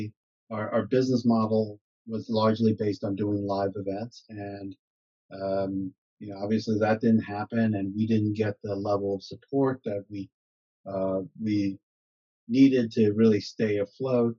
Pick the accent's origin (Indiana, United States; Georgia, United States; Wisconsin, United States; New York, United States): New York, United States; New York City; moved away as an adult; also born or lived in Chicago, United States / Bradenton, Florida, United States / Jersey City, New Jersey, United States / Hoboken, New Jersey, United States; now in Maplewood, United States; I grew up in Staten Island, so hence my accent